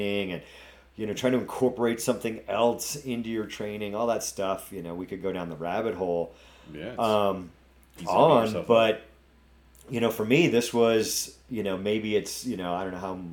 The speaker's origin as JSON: {"language": "English", "region": "New England", "country": "United States", "accent": "New England", "said": "my New England accent."}